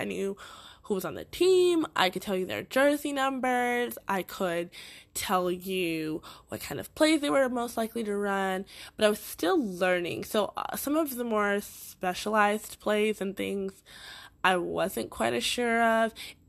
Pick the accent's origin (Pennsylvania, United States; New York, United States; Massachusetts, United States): Massachusetts, United States; Boston; accent: Boston; born in Boston, Massachusetts. And for most people who did not know that, I did slightly get rid of my accent because I did not want to get made fun of for certain words that I said from Boston.